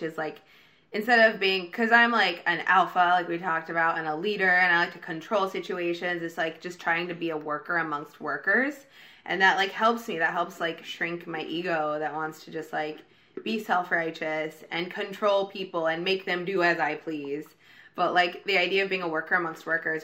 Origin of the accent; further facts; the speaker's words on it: Oregon, United States; now in Los Angeles, United States; I'm from like a small, very religious, very conservative town in Oregon. And a lot of people I grew up with are Republican